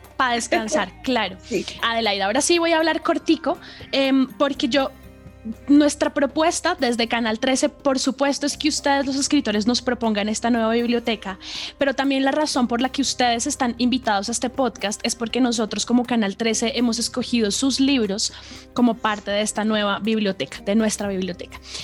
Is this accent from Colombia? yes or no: yes; Colombia